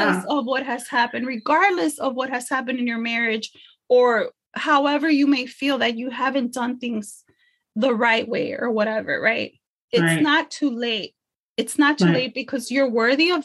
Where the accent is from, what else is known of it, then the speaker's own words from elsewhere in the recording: Chicago, Illinois, United States; For all my Chicago people, I grew up in Little Village.